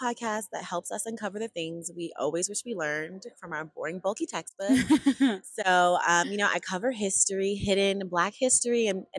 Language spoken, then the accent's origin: English; New York City, New York, United States; I'm originally born and raised in Harlem, New York.